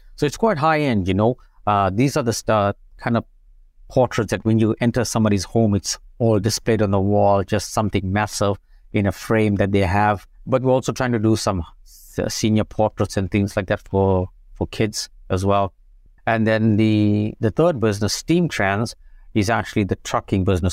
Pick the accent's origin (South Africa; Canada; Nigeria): South Africa; Umzinto, KwaZulu-Natal; moved away as an adult; also born or lived in England; now in United States; I grew up in South Africa, very small town. You know, it's called Amzinto